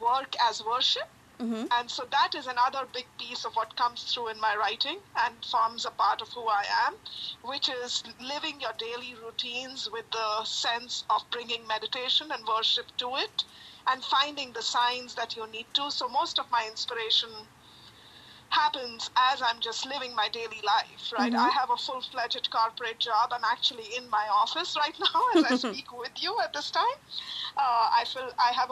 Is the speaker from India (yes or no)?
yes; India; now in Chicago, United States; I am originally from India. I live in Chicago